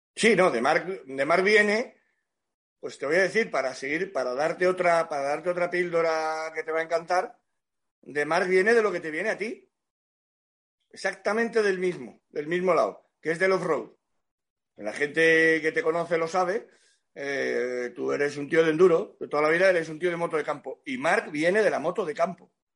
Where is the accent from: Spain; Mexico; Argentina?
Spain; Cádiz, Andalusia; yo soy de Cádiz